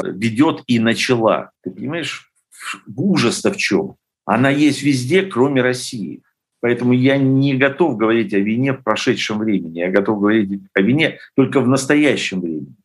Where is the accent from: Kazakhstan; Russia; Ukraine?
Ukraine; Lviv, Lviv Oblast; я вот родился во Львове